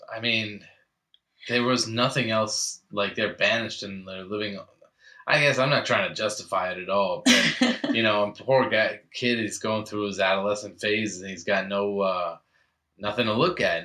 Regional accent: New England, United States; growing up in New England

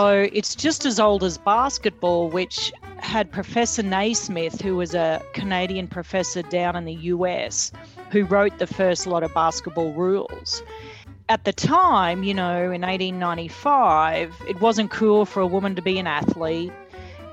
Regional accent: Australia; moved away as an adult; now in United States; I'm from Australia

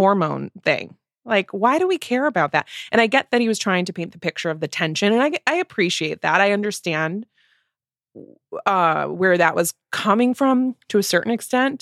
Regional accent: United States; we are coming at this as Americans, right? We're not British

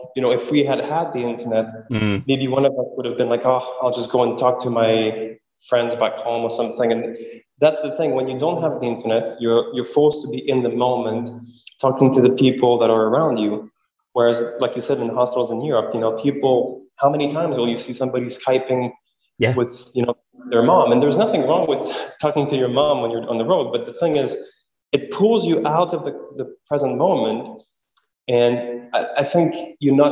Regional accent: Quebec City, Quebec, Canada; my hometown, Quebec City

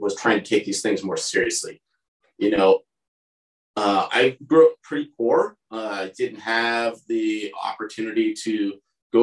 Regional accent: San Carlos, California, United States; moved away as an adult; also born or lived in San Diego; I grew up in the Bay Area, so just 30 minutes outside of San Francisco, in a little suburb called San Carlos

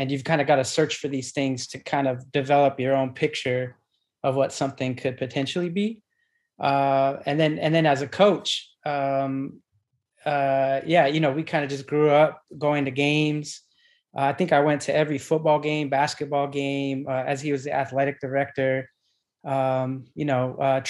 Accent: Deming, New Mexico, United States; moved away as an adult; also born or lived in New York; I am from a little town about 15 miles north of the Mexican border called Deming, which is in New Mexico

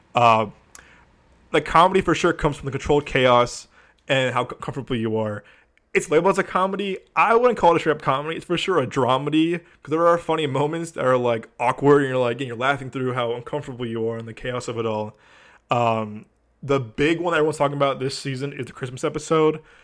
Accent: Chicago, Illinois, United States; moved away; as a Chicagoan, I, I know real Chicago, I know, as a former Chicagoan, I know real Chicago

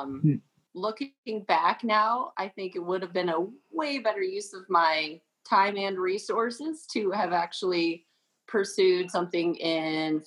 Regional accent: Colorado, United States; I came from Colorado

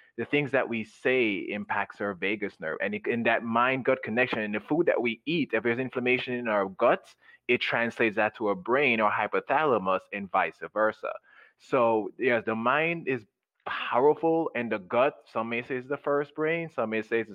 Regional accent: Jamaica; moved away; when I was growing up in Jamaica

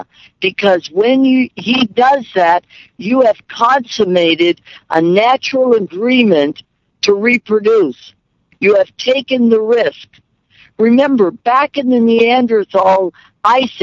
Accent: Midwest, United States; I was raised in the Midwest, Catholic

